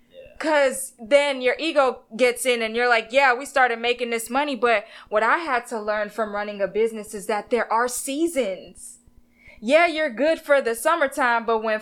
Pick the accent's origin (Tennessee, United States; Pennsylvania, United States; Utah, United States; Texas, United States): Texas, United States; I'm from Texas.